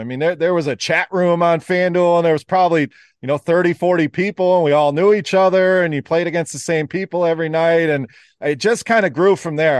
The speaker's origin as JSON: {"language": "English", "region": "Wisconsin", "country": "United States", "tie": "born or raised there", "moved": "yes", "lives_now": "Michigan, United States", "said": "I actually live in the Michigan area, born and raised in Wisconsin, so still a cheesehead"}